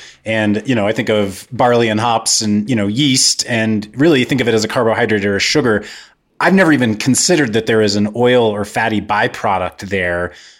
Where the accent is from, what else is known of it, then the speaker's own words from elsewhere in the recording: Kansas, United States; I grew up in Kansas